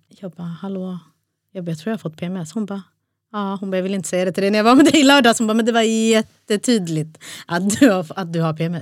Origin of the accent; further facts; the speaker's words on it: Stockholm, Stockholm County, Sweden; ursprung Eritrea. Båda mina föräldrar är från Eritrea. Och stad Stockholm.